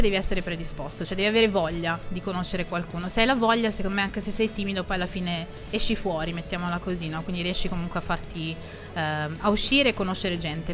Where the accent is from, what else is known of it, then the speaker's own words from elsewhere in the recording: Milan, Lombardy, Italy; Milano, perché è la mia città natale, quindi quella in cui vivo da ventotto anni